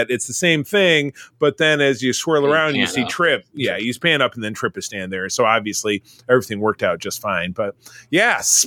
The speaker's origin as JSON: {"language": "English", "town": "Detroit", "region": "Michigan", "country": "United States", "tie": "born or raised there", "lives_now": "Grand Rapids, United States", "said": "I was living in Metro Detroit, which is my hometown. I live now in Grand Rapids as I grew up here as well."}